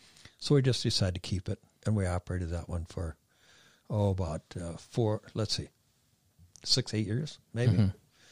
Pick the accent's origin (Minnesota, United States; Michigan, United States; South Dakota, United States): Minnesota, United States; Hutchinson; But, you know, we're all from the Hutchinson area. We all have our families here